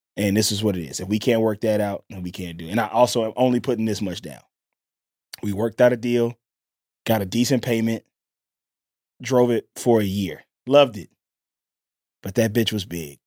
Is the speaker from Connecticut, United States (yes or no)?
no; Mississippi, United States; I'm from Mississippi